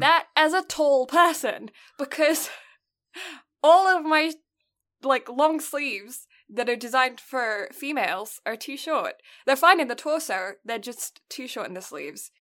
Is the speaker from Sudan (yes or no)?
no; United Kingdom; now in Canada; I'm British